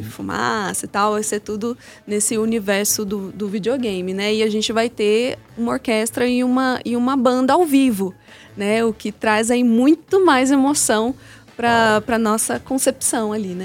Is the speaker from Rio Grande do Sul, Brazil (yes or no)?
no; interior of São Paulo, Brazil; now in Belo Horizonte, Brazil; Eu sou do interior de São Paulo